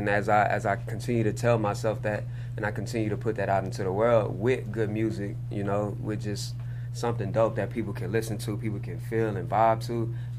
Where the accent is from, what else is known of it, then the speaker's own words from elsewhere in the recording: Houston, Texas, United States; I'm from Houston. H-Town.